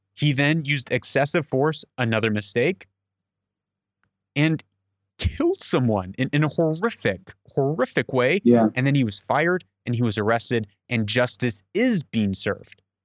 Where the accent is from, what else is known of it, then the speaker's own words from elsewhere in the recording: United States; I'm an American